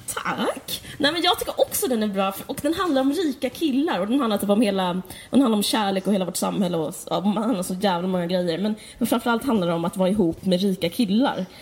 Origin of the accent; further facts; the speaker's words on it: Skåne, Sweden; also born or lived in Stockholm; både du och jag är uppvuxna på Österlen